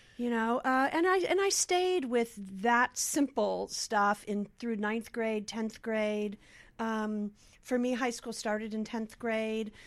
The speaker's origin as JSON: {"language": "English", "town": "Los Angeles", "region": "California", "country": "United States", "tie": "born or raised there", "said": "I grew up here in Los Angeles in the San Fernando Valley in Van Nuys"}